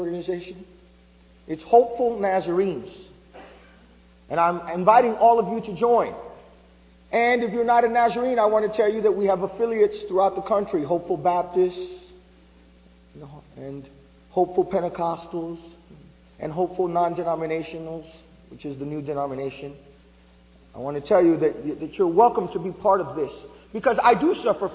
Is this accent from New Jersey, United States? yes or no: yes; New Jersey, United States; I was born in New Jersey raised of Puerto Rican parents